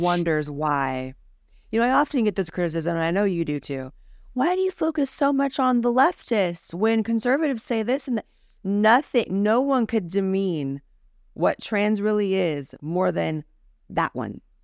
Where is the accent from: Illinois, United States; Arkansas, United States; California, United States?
California, United States; I was raised as someone in the California school system